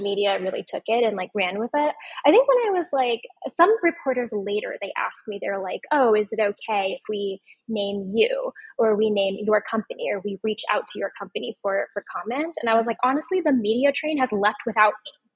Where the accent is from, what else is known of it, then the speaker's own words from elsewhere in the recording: Omaha, Nebraska, United States; my hometown of Omaha, Nebraska.